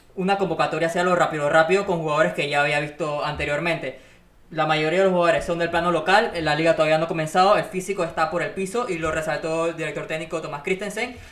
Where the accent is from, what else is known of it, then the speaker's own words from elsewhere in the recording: Panama; somos panameños